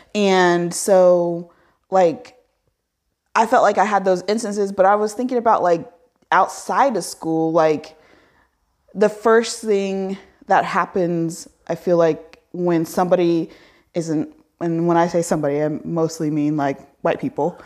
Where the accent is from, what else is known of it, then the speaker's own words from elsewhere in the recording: Indiana, United States; I grew up in Indi, I was like, I was born in Indiana